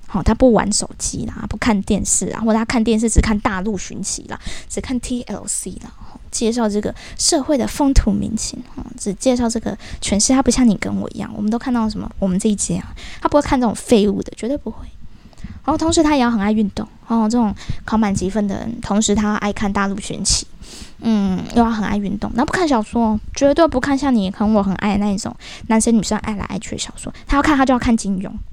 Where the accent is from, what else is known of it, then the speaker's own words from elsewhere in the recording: Taiwan; 我们这一台湾人